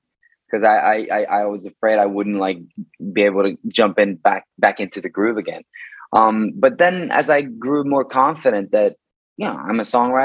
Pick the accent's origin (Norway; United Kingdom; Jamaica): Norway; Bergen, Vestland; in Bergen, in my hometown in Norway